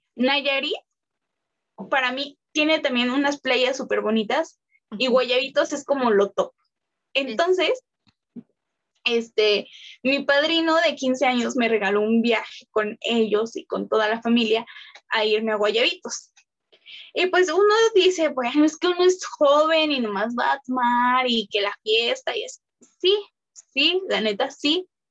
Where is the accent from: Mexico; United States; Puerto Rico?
Mexico; nosotros como mexicanos